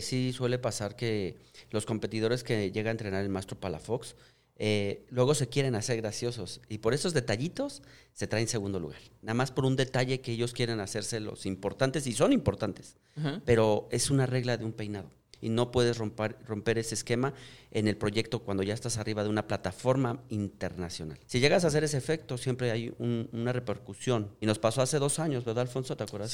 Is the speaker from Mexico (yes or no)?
yes; Mexico; me siento muy orgulloso de ser mexicano